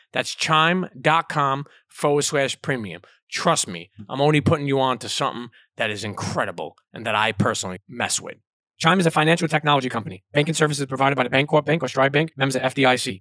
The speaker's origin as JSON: {"language": "English", "town": "New York City", "region": "New York", "country": "United States", "tie": "born or raised there", "said": "I grew up in Coney Island"}